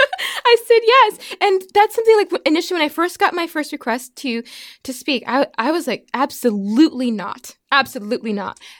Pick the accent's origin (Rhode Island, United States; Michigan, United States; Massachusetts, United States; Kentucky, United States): Massachusetts, United States; Pittsfield; also born or lived in Prince Edward Island / Alaska / Birmingham / Nashville; now in Texas, United States; I'm from Massachusetts. Yeah, I grew up in Pittsfield, so that's more like Western Mass